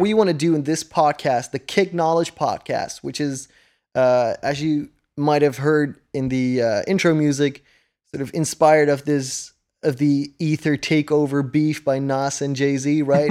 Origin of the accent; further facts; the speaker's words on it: Netherlands; first language Dutch; English is a second language; I'm from the Netherlands, so English isn't, like, a native language here or anything. It's, uh, it's my second language.